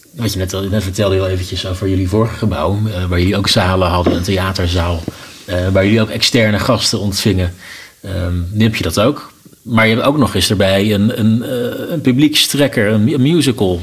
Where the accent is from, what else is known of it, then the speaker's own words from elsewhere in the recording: Leusden, Utrecht, Netherlands; moved away; ik kom zelf uit Leusden, ben ik al in eh, geen jaren geweest, maar hier ben ik opgegroeid.